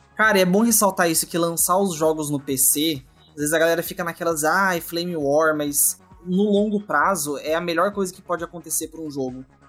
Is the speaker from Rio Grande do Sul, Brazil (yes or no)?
no; Curitiba, Paraná, Brazil; eu já sou curitibano